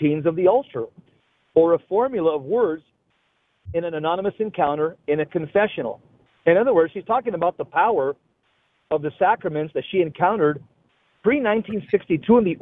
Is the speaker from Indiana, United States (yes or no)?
no; Los Angeles, California, United States; I grew up in the San Fernando Valley